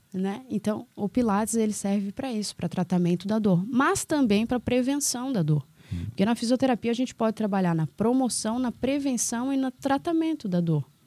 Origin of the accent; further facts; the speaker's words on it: Florianópolis, Santa Catarina, Brazil; also born or lived in Palmas; now in Governador Celso Ramos, Brazil; sou de Floripa